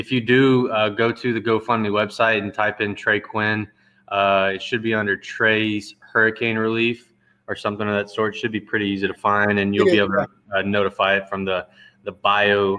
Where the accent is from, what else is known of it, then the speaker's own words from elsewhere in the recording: Lake Charles, Louisiana, United States; there's a college there called McNeese State University that my grandfather coached at. And ever since I can remember, I was just tied into the city through that and football